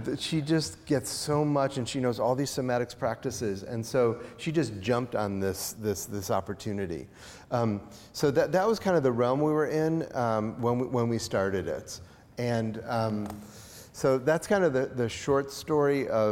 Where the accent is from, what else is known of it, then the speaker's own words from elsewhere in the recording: outside of Chicago, Illinois, United States; I grew up outside of Chicago